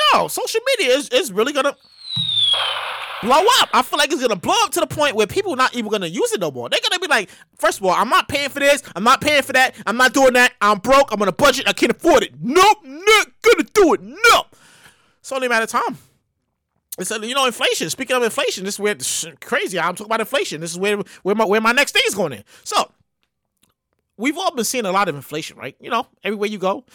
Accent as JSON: {"language": "English", "town": "New York City", "region": "New York", "country": "United States", "also_born_or_lived": "Queens", "said": "I'm from Brooklyn. I, I, live in Queens now, but I miss living in Brooklyn."}